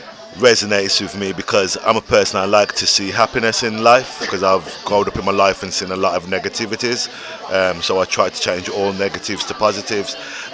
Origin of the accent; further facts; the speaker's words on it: Birmingham, West Midlands, United Kingdom; Listen, you're dissing my hometown, bro.